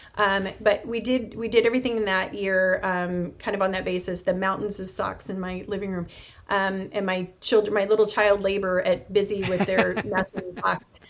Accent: United States; as an American

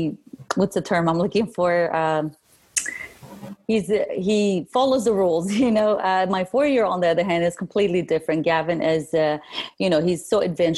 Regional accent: Kurdistan Region, Iraq; now in Middle Tennessee, United States; I'm originally from Kurdistan, northern Iraq. I moved here 30 years ago, so I call here my home

